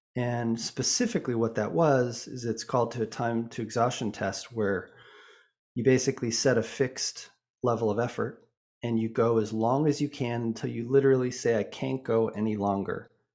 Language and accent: English; Boulder, Colorado, United States; also born or lived in Vancouver, British Columbia, Canada; I was born in Vancouver, B C, um, but actually grew up in Boulder, Colorado